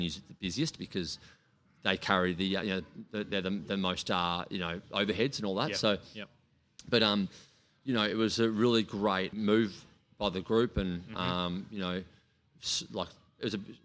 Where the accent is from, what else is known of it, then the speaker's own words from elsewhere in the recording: Melbourne, Victoria, Australia; where I grew up in Hawthorn East